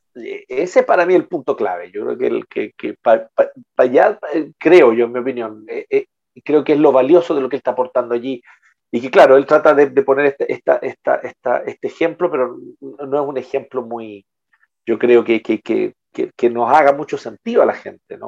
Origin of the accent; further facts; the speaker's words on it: Chile; en buen chileno